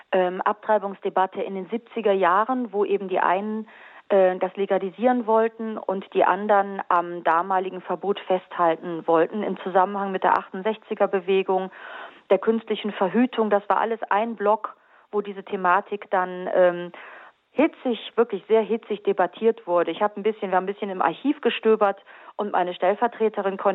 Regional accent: Carinthia, Austria; Ich bin Österreicherin, ich komme aus Kärnten.

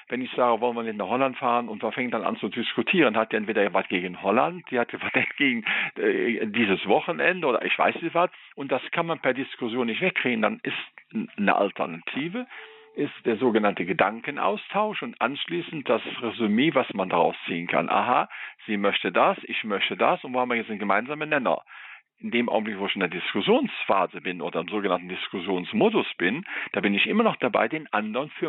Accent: Rhineland, Germany; das hat nochmal eine Dimension eingebracht, die ich eben auch meinte, vor allen Dingen noch als Rheinländer.

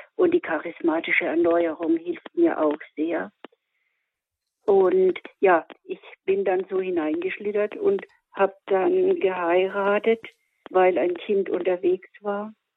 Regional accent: Miltenberg area, Bavaria, Germany; Ich bin aus der Mildenberger Gegend

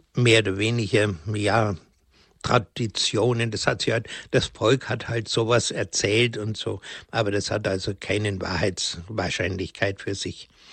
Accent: Bavaria, Germany; bei uns in Bayern

